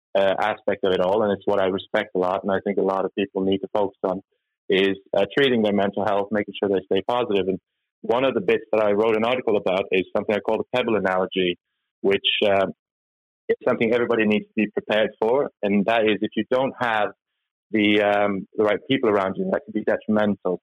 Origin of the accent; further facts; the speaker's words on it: Norway; moved away; I'm from from back in Norway. I'm, I'm Norwegian by uh, my heritage. But so, so born and raised in Norway